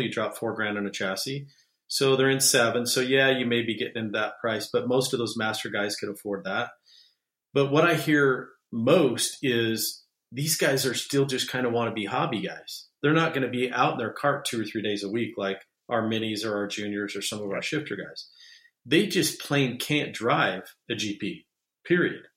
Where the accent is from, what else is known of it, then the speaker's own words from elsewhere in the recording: Utah, United States; my hometown, Utah